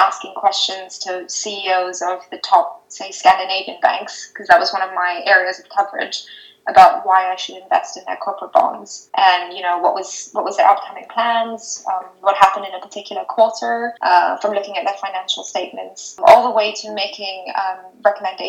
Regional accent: Singapore; moved away as an adult; also born or lived in Rajasthan, India; now in United Kingdom; I was born in India, in Rajasthan, and then I moved to Singapore with my family when I was 2 years old, and so I'm still living in Singapore, I suppose, but I came to the UK for university, and I've been here for almost 10 years

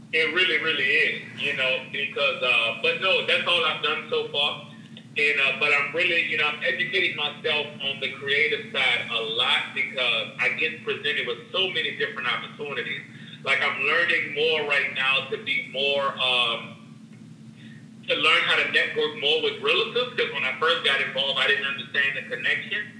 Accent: New Orleans, Louisiana, United States; also born or lived in Honduras; I was born in Honduras. I speak Spanish slowly. I just grew up in New Orleans.

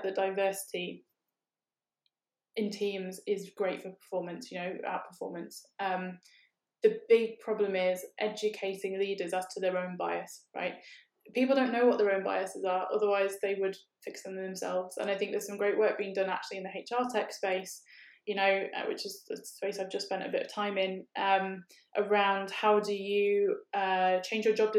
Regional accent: United Kingdom; we're from Britain

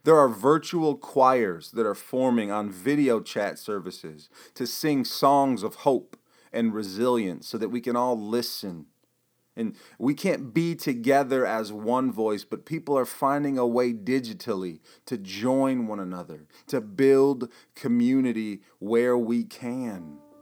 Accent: Michigan, United States; my home state here in Michigan

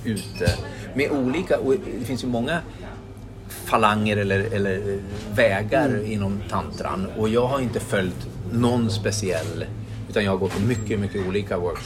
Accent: Gävle, Gävleborg County, Sweden; born or raised there; moved away as an adult; also born or lived in Stockholm

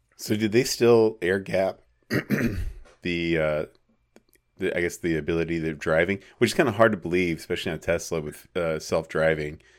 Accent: small town Arizona, United States; Apache Junction or my hometown or any small town Arizona

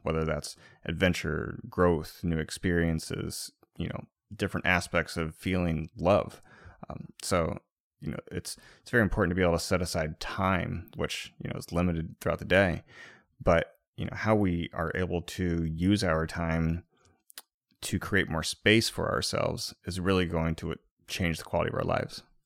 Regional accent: Midwest, United States; growing up in the Midwest

